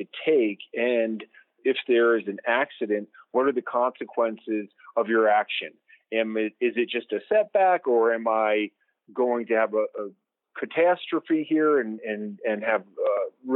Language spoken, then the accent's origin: English; Salt Lake City, Utah, United States; I am an adventurer from Salt Lake City, Utah.